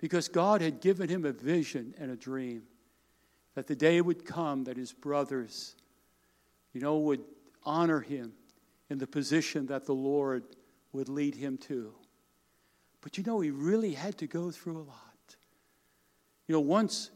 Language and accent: English; Smithtown, New York, United States; I grew up on Long Island, New York